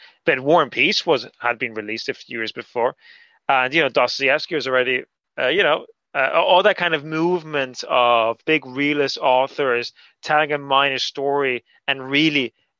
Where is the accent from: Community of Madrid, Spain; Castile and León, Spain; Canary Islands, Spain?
Canary Islands, Spain; Gran Canaria; I grew up in Gran Canaria